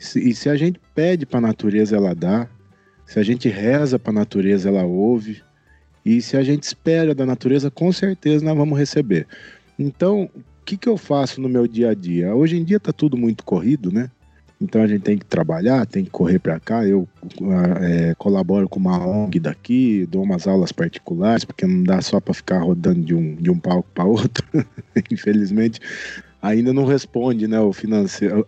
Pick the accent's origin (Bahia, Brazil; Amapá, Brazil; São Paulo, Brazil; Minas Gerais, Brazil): São Paulo, Brazil; Elias Fausto; now in Bragança Paulista, Brazil; Hoje eu moro em Bragança Paulista, mas eu sou de Elias Fausto, bem interiorzão de São Paulo